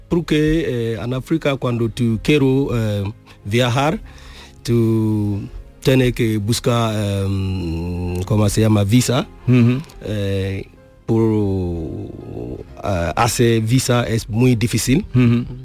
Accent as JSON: {"language": "Spanish", "country": "Burkina Faso", "second_language": "Spanish", "moved": "as an adult", "lives_now": "Spain", "said": "a mi país, Burkina Faso"}